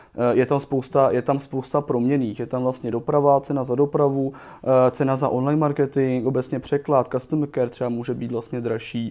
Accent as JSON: {"language": "Czech", "country": "Czechia", "said": "my jako Češi"}